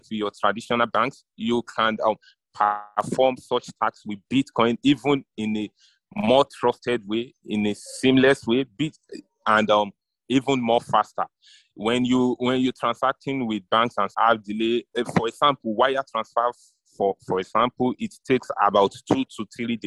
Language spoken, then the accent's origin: English; Nigeria; I'm a Nigerian